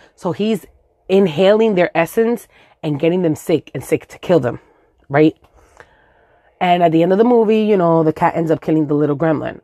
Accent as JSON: {"language": "English", "town": "New York City", "region": "New York", "country": "United States", "tie": "born or raised there", "first_language": "Spanish", "second_language": "English", "said": "I grew up in Los Sures in Williamsburg"}